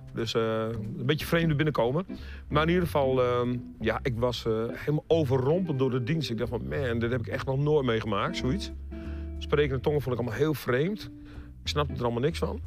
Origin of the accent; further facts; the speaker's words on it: Groningen, Netherlands; moved away; also born or lived in Leiden / Breda; van oorsprong ben ik dus een echte Groninger